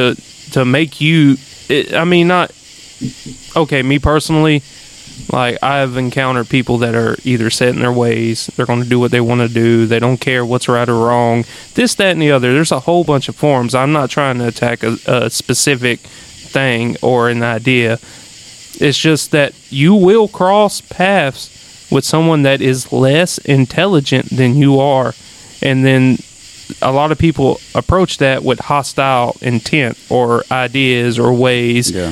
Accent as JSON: {"language": "English", "region": "Louisiana", "country": "United States", "tie": "born or raised there", "accent": "country", "said": "I never knew my accent was thick. Like, no one, you know, because I grew up around here"}